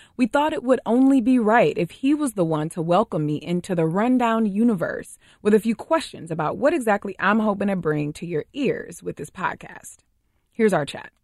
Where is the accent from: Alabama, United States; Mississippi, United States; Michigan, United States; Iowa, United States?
Michigan, United States; Detroit; moved away; I'm from Detroit